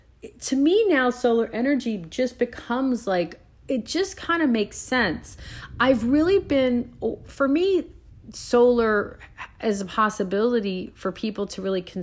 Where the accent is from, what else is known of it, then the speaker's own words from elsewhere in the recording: Puerto Rico; moved away; Now I go back to thinking of in the island I grew up on in Puerto Rico.